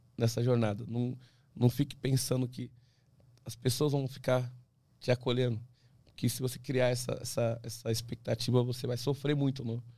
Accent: Brazil; eu sou brasileiro

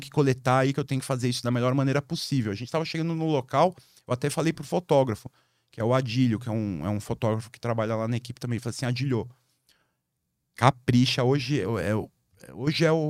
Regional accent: São Paulo, Brazil; sou paulista.

